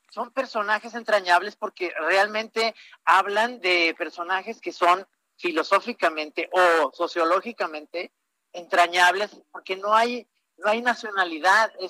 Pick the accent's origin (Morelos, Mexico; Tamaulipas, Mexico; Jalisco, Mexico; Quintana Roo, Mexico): Jalisco, Mexico; Guadalajara; moved away; soy tapatío